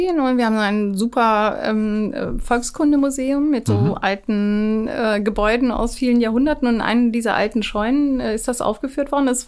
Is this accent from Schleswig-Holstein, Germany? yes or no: yes; Schleswig-Holstein, Germany; als Schleswig-Holsteiner äh, Minister